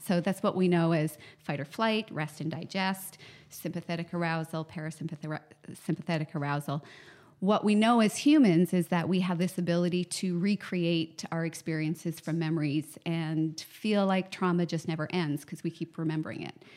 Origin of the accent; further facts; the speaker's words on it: Canada; I'm a psychotherapist from Canada